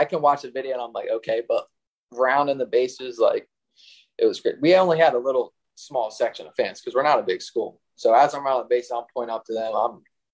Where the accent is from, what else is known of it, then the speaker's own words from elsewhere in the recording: Chichester, Pennsylvania, United States; growing up in Chi